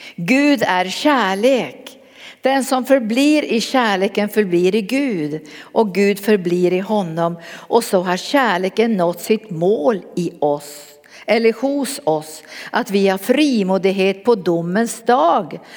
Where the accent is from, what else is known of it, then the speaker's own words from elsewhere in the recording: Norrbotten County, Sweden; Jag kom från Norrbotten